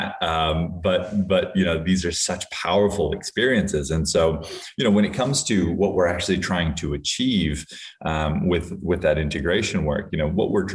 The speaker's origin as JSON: {"language": "English", "region": "Hawaii", "country": "United States", "tie": "born or raised there", "said": "I grew up in Hawaii where there's a lot of substance use and substance abuse"}